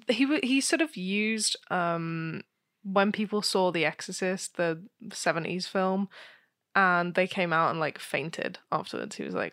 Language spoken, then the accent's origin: English; United Kingdom; I'm uncomfortably British.